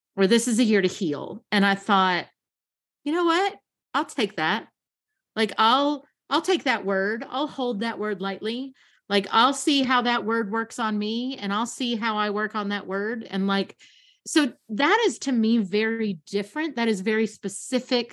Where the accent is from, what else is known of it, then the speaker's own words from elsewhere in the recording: Kentucky, United States; I grew up in Kentucky